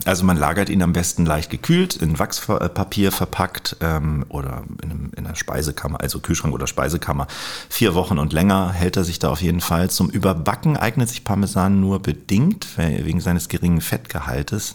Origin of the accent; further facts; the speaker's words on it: Kiel, Schleswig-Holstein, Germany; in meiner Heimatstadt Kiel